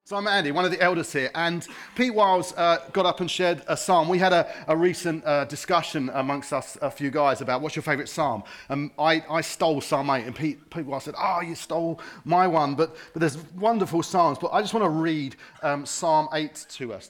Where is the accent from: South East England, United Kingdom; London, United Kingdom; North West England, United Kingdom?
London, United Kingdom; Harrow; now in Watford, United Kingdom; I wasn't born here. I'm from Harrow